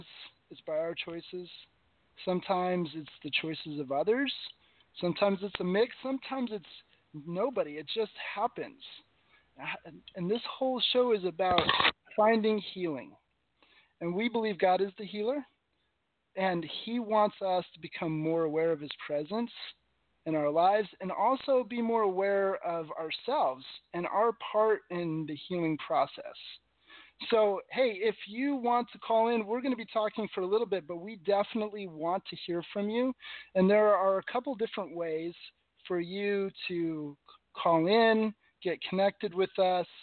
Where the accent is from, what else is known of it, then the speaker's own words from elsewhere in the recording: New England, United States; also born or lived in Las Vegas / Hollister, California; now in San Luis Obispo, United States; I grew up in New England